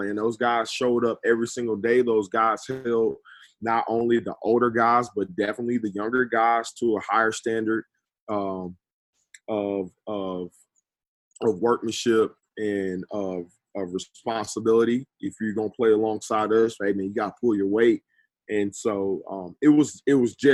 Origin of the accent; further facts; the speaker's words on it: Atlanta, Georgia, United States; I'm from Atlanta.